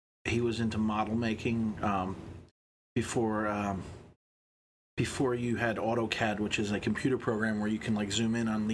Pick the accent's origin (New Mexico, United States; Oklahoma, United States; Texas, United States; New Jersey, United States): New Jersey, United States; Lincoln Park; Born and raised in Lincoln Park, New Jersey.